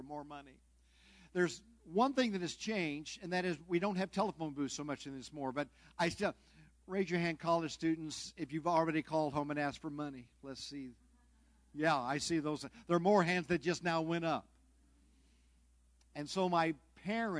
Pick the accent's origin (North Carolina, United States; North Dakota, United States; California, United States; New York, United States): California, United States; Southern; moved away; I'm from Southern California